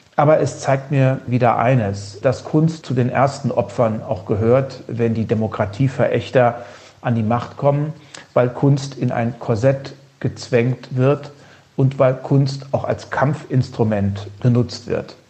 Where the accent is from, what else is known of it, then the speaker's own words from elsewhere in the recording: Heringen, Hesse, Germany; Meine Heimatstadt in Heringen